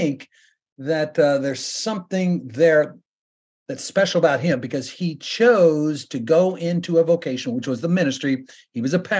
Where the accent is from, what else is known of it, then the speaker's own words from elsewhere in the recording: Great Bend, Kansas, United States; now in Mississippi, United States; my hometown is Great Bend, Kansas. And my dad's family were raised there. They were born there. And so, you know, we were raised there. We were born there.